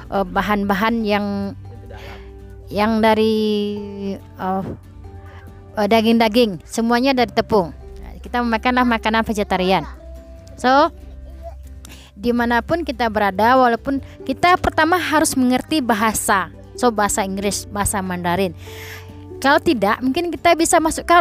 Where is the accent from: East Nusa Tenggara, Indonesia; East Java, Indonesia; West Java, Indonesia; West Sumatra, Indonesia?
West Sumatra, Indonesia; Padang; mungkin kita kan orang Indonesia apalagi saya dari Padang Sumatera Barat dan Minangkabau kita tahu norma-norma pergaulan seperti apa